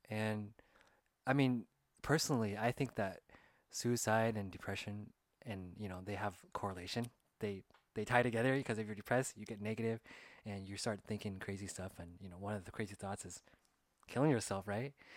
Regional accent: California, United States; we're both Asian American and we grew up in California

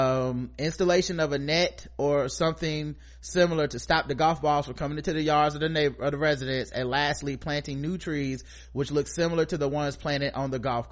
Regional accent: United States; I'm complicit to things because I'm a man. I'm complicit to things because I'm American.

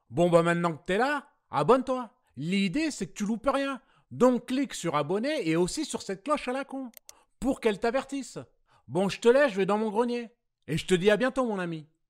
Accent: Marseille, Provence-Alpes-Côte d'Azur, France; moved away; also born or lived in United States / Quebec; je suis pas Canadien, je suis Marseillais

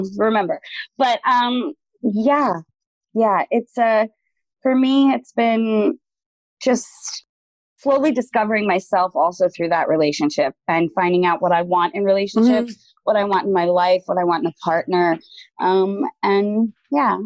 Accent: New York, United States; I'm from New York

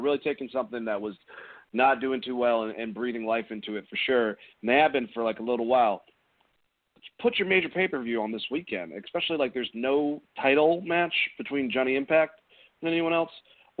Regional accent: Gainesville, United States; I'm from Gainesville, man.

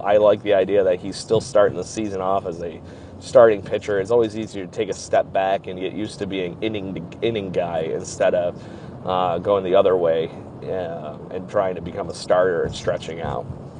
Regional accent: Rochester, New York, United States; my hometown here in Rochester, New York

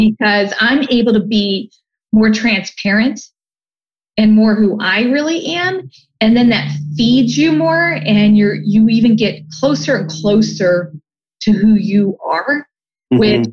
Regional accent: Canton, Ohio, United States; also born or lived in Columbus, Ohio; I grew up in Canton, Ohio, which is a fairly blue collar town

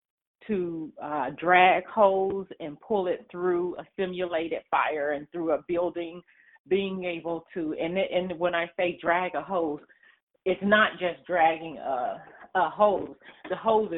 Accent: Dayton, Ohio, United States; now in Columbus, United States; I grew up in Dayton, Ohio, I grew up down the street from a fire station

